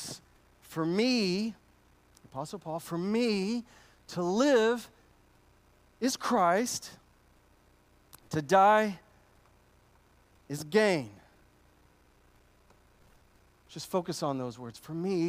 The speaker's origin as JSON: {"language": "English", "country": "United States", "said": "As an American, in my American culture of pull yourself up by your bootstraps"}